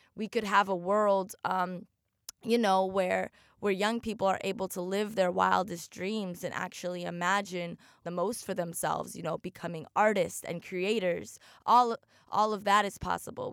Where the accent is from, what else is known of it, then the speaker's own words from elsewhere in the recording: Oregon, United States; now in Miami, United States; I grew up in Oregon, a very, very white place